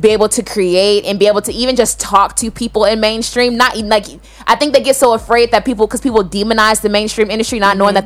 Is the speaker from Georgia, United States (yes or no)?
yes; Atlanta, Georgia, United States; We both from Atlanta